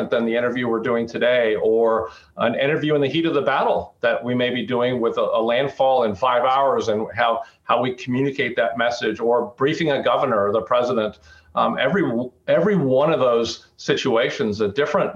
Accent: Arizona, United States; moved away; growing up in Arizona

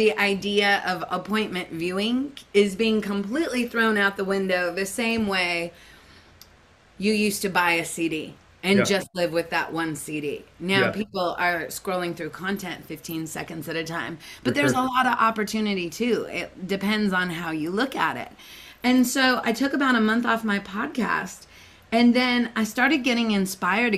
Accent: Seattle, Washington, United States; I grew up in Seattle

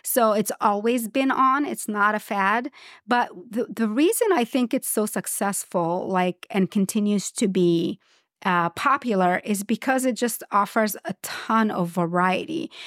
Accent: Port Said Governorate, Egypt; moved away; also born or lived in Cairo / Alexandria; I grew up in Egypt, and, and Egypt is at, at least the bigger cities. I, I'm from Port Said

